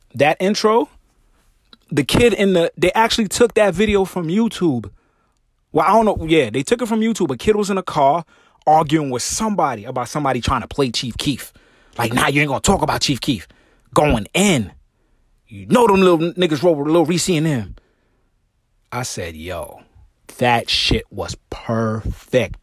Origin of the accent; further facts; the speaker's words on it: New York, United States; I'm from New York